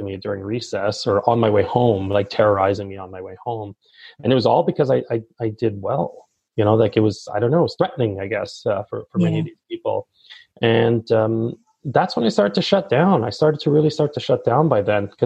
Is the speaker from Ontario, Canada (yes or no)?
yes; Toronto, Ontario, Canada; I grew up in Toronto. I'm born and raised here.